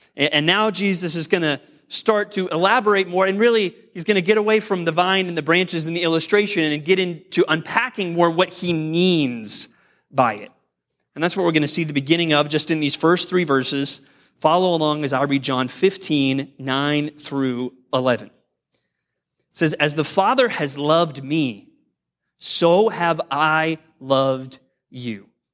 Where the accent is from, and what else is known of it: United States